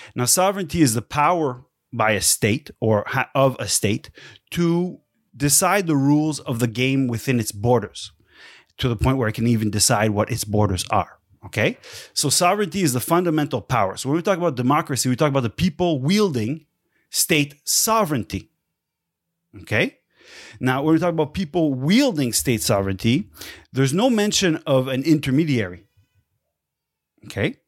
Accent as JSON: {"language": "English", "town": "Quebec City", "region": "Quebec", "country": "Canada", "tie": "born or raised there", "said": "where I grew up in Quebec City was in the old part of the city"}